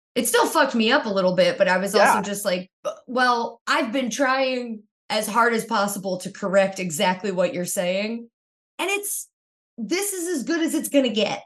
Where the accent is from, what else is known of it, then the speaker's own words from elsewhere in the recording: Kingston, Pennsylvania, United States; I grew up in a town called Kingston, Pennsylvania